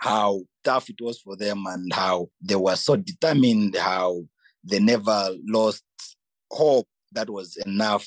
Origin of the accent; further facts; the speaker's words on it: Petauke, Eastern Province, Zambia; moved away as an adult; now in Algeria; I come from Petauke, and Petauke is 70% rural, 30% urban